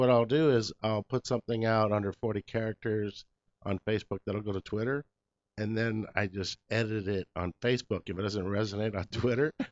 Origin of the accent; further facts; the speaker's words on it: Los Angeles, California, United States; first language English; also born or lived in East LA / Pico Rivera / La Mirada; being born and raised in Los Angeles